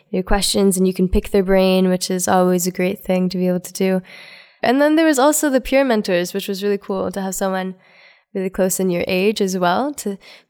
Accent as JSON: {"language": "English", "town": "Fergus", "region": "Ontario", "country": "Canada", "said": "I'm from Fergus, Ontario"}